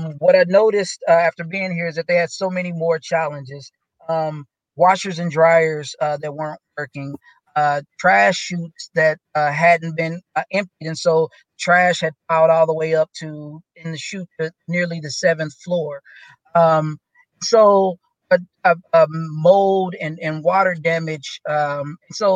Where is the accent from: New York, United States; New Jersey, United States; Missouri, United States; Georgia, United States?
Missouri, United States; Kansas City; I grew up in Kansas City